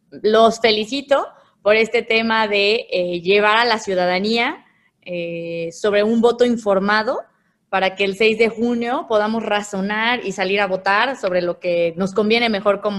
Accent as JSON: {"language": "Spanish", "town": "León", "region": "Guanajuato", "country": "Mexico", "tie": "born or raised there", "also_born_or_lived": "San Francisco del Rincón", "said": "soy eh, guanajuatense 100%, nací como tal aquí en León y viví 16 años en San Francisco el Ricón."}